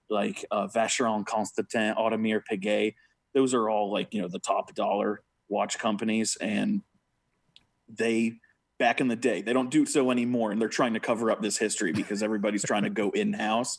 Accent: United States; as an American

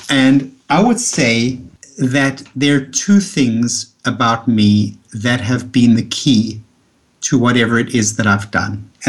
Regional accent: South Africa; moved away as an adult; now in New York, United States; after I came from South Africa, where I had had so much sunlight, and I came to New York and I saw the New York winters and I felt down.

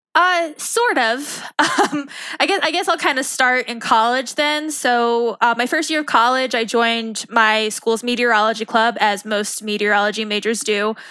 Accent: Long Island, New York, United States; moved away as an adult; I grew up on Long Island

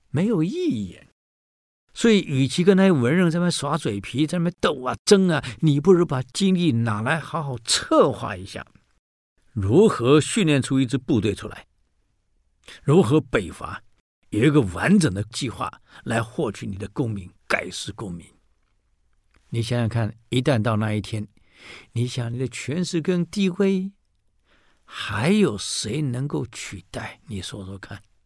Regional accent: Taiwan; 我台湾人

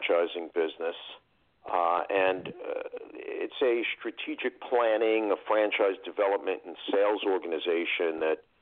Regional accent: New York City, New York, United States; also born or lived in northern New Jersey; now in New Jersey, United States; New York City. Yeah, New York City. originally from Queens, one of the boroughs

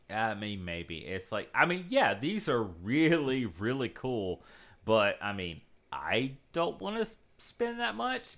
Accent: South Mississippi, United States; I grew up in South Mississippi, so there was no local game shop or comic shop or anything.

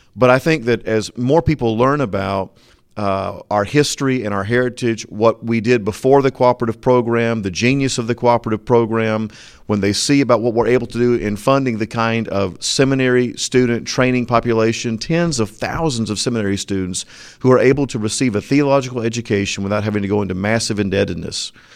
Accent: Florida, United States; moved away; I'm very proud of my home state

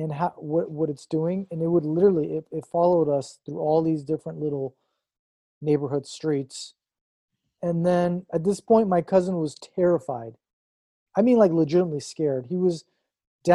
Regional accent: Long Beach, California, United States; also born or lived in Iran; I grew up in Long Beach

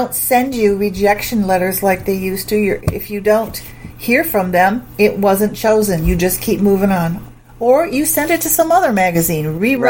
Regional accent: Springfield, Massachusetts, United States; Massachusetts. Springfield, Massachusetts.

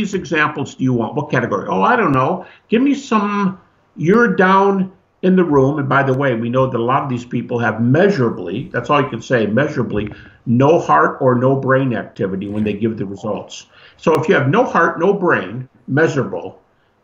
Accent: Detroit, Michigan, United States; I'm from Detroit, you know, drag racing capital

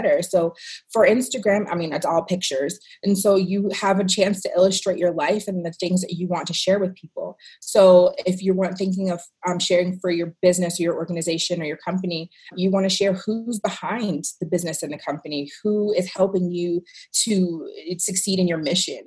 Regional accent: Washington, District of Columbia, United States; moved away as an adult; now in Las Vegas, United States; I'm actually originally from Washington, D.C.

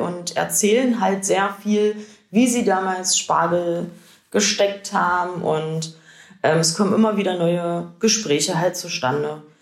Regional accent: Lindhorst, Germany; now in Colbitz, Germany; Ich komme ursprünglich aus Lindhorst und wohne zurzeit

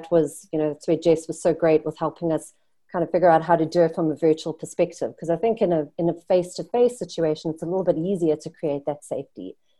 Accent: South Africa; moved away; I'm from South Africa. I've grown up with apartheid

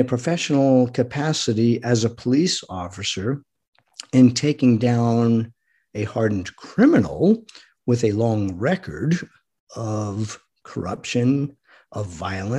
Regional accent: Rhode Island, United States; I grew up in Rhode Island

